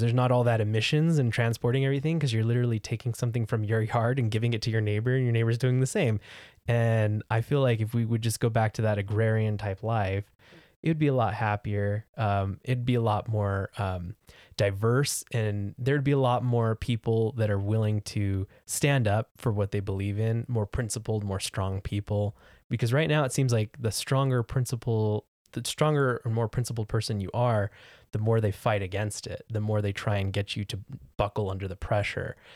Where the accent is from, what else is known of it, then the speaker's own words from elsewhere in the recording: California, United States; moved away as an adult; I grew up in California